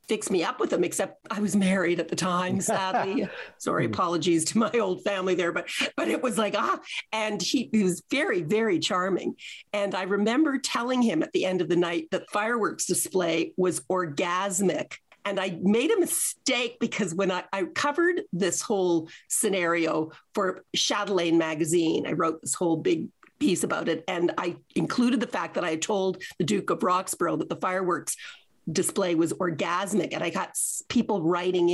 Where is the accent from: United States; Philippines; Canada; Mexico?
Canada; I was from Canada.